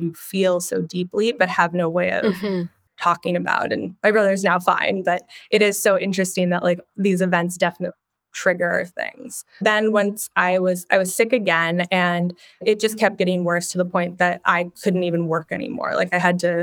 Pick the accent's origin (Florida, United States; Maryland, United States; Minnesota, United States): Minnesota, United States; I grew up in the Midwest in Minnesota and was up at a cabin every weekend